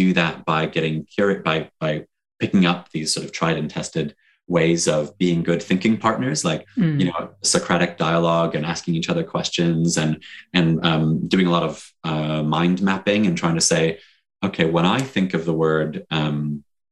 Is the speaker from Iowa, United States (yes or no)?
no; Detroit, Michigan, United States; moved away as an adult; now in United Kingdom; I'm from Detroit originally.